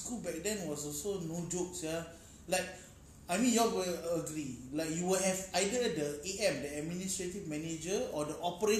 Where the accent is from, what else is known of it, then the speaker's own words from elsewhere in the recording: Singapore; Yeah, I was from Bukit Batok Secondary School. West Side represent.